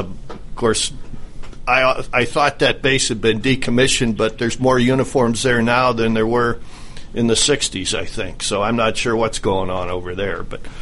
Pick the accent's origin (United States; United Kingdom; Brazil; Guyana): United States; New York; moved away; I hail from New York, as does Steve, and we're kind of transplants down here.